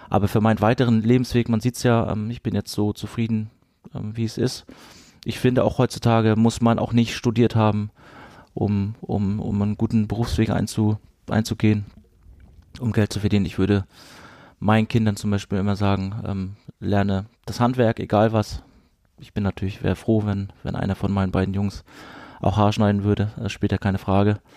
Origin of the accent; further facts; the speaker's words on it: Rostock, Mecklenburg-Vorpommern, Germany; Aber wir sind so geprägt von diesem Stadion, von dieser Atmosphäre Hansa Rostock, in, in meiner Heimat